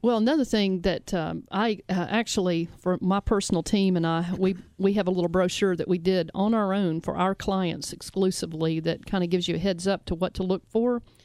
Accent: Memphis, Tennessee, United States; we broadcast out of Memphis. We're from Memphis

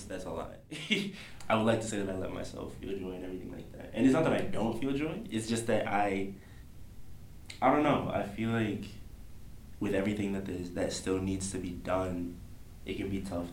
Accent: Tanzania; moved away; I'm from Tanzania

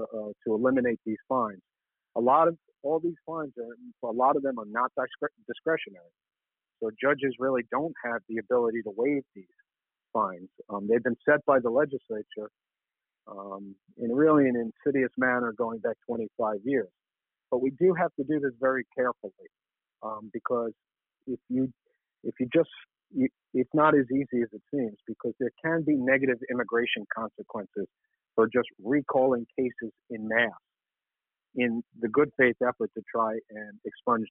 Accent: New York City, New York, United States; The neighborhood I grew up in Washington Heights and upper Manhattan

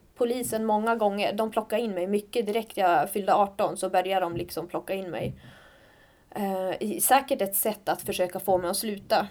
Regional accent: Skellefteå, Västerbotten County, Sweden; moved away as an adult; also born or lived in Örebro; now in Stockholm, Sweden; Jag kommer från Skellefteå Mm. Eh, en stad i, i Norrland. Ja, och har bott där i princip hela mitt liv

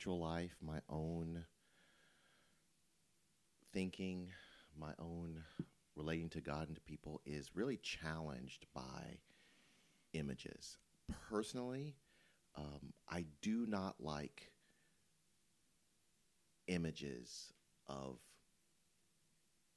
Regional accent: Memphis, Tennessee, United States; moved away; also born or lived in Louisville; I grew up in Memphis

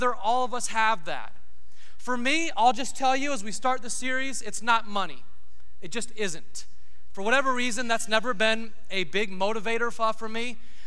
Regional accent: United States

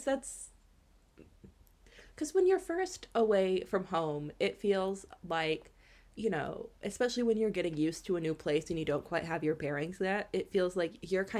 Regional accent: United States; moved away as an adult; now in Ireland; when I come home for the summer

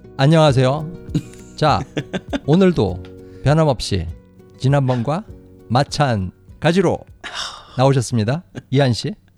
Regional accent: South Korea; first language Korean; 저는 저는 한국 사람으로서 영어를 배웠으니까

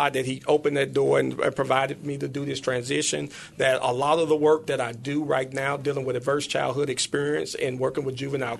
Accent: Memphis, Tennessee, United States; grew up here in Memphis. I grew up in North Memphis in the Dixie Home

